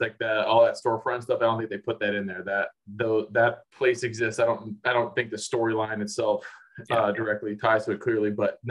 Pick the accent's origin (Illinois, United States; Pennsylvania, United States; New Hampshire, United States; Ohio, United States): Illinois, United States; Chicago; Like, hey, I grew up in Chicago. And if it's an acquaintance, you definitely say, you'll just say, hey, I'm from the Midwest, from Chicago.